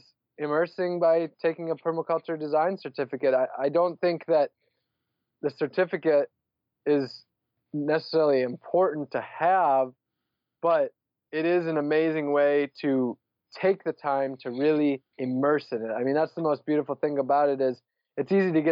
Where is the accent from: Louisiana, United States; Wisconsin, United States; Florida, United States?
Wisconsin, United States; northern; moved away as an adult; also born or lived in San Diego, California; now in Orlando, United States; I'm from Wisconsin, northern Wisconsin.